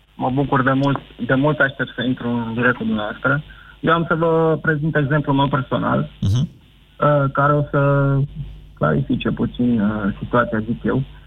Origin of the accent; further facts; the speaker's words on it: Brașov, Brașov County, Romania; now in Sfântu Gheorghe, Romania; eu sunt brașovean